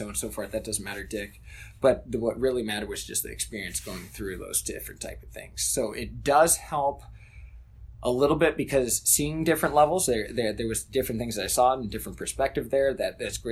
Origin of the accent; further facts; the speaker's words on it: United States; moved away as an adult; also born or lived in Wittlich, Germany; I'm from the United States